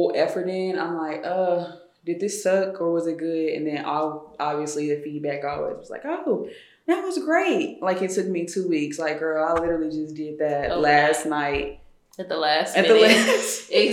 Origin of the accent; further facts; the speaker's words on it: Tyler, Texas, United States; also born or lived in White House, Texas; I'm from East Texas, so Tyler, okay. North Tyler